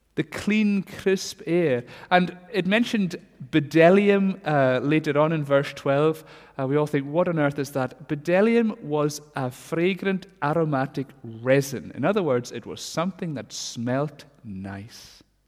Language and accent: English; Stornoway, Scotland, United Kingdom; when I was wee growing up in Stornoway